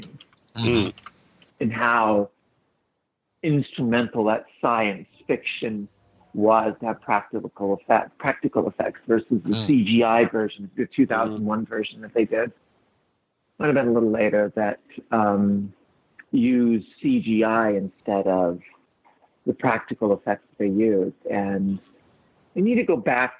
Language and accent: English; California, United States; I'm from California